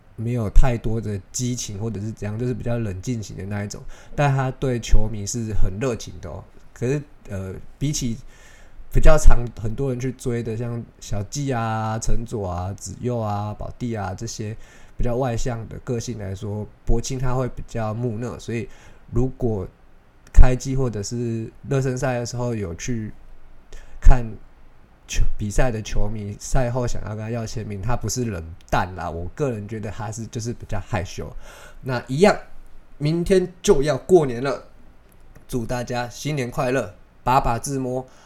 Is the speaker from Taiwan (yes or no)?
yes; Taiwan; 我不是华裔，我算是就是外国人，对他们来说我就是外国人。那我们台湾人有一个习惯是